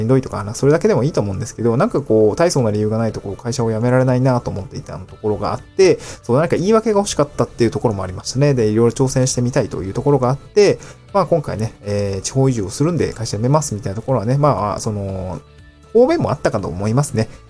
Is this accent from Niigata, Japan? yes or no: yes; Niigata, Japan; also born or lived in Tokyo; now in Awaji Island, Japan; 出身が新潟県新潟市